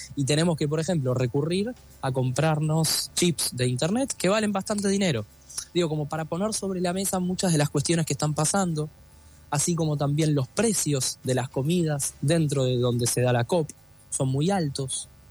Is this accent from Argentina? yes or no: yes; Argentina